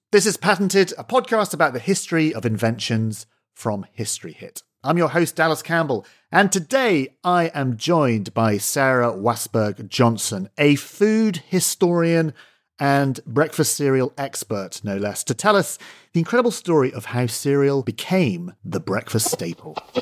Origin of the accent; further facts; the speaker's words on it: Scotland, United Kingdom; As a Scot, I grew up eating porridge at school